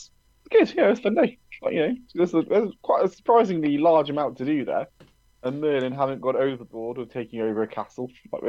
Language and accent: English; England, United Kingdom; we're English.